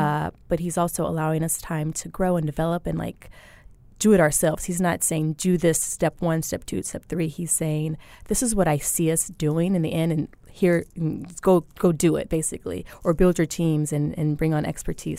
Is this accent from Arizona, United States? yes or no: yes; Phoenix, Arizona, United States; also born or lived in Pine Bluff, Arkansas; I wasn't born in Phoenix, but I've lived here since I was, like, in fourth grade. So, I grew up in Phoenix